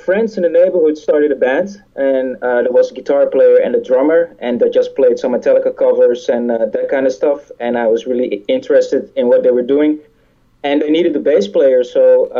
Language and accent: English; Curaçao; born there; I was born near Curaçao.